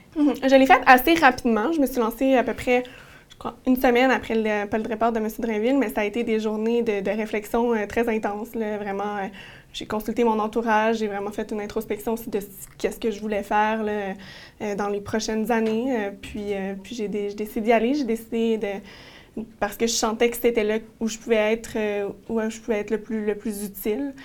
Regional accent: Sainte-Julie, Quebec, Canada; je suis originaire de Sainte-Julie

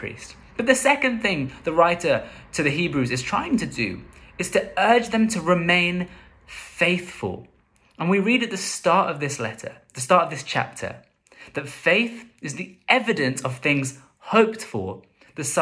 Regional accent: London, United Kingdom; growing up in London

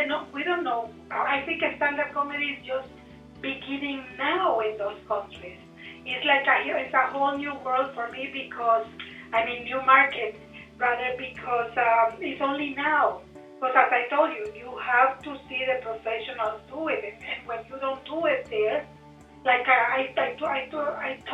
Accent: Nicaragua; English is a second language; now in Canada; I was born in Nicaragua

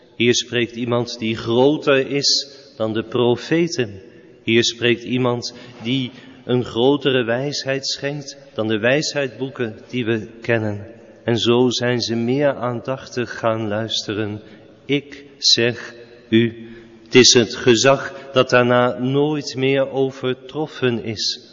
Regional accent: Netherlands; wij als Nederlanders

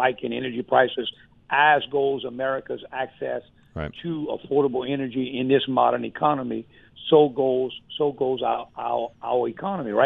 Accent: Louisiana, United States; my home state, Louisiana

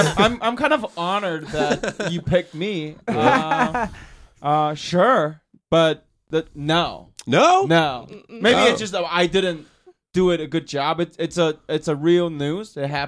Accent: China; English is a second language; moved away

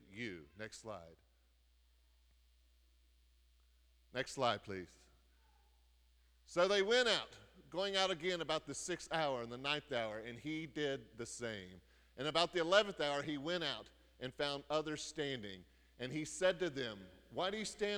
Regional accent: United States; we're Americans

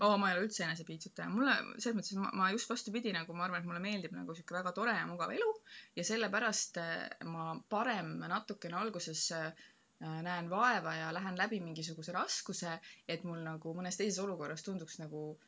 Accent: Estonia; ma olen Ida-Euroopast, Eestist

